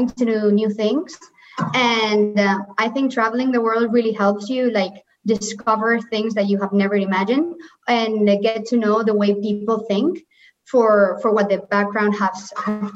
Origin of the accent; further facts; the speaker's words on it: Valencia, Valencian Community, Spain; moved away as an adult; now in Madrid, Spain; I come from Valencia